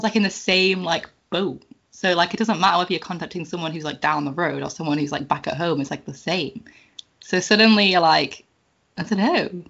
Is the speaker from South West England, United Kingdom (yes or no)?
no; Ulverston, North West England, United Kingdom; moved away as an adult; now in Isle of Man; I was originally from Ulverston in Cumbria